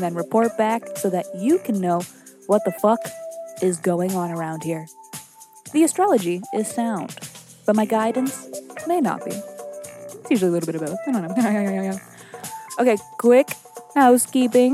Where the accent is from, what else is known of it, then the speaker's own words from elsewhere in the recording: Salem, Massachusetts, United States; I was born in Witch City, Salem, Massachusetts